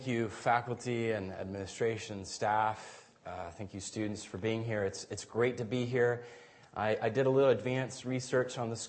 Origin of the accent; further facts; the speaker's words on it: Guatemala; I grew up in Guatemala a good chunk of my life as a missionary kid, and that was a wonderful formative experience.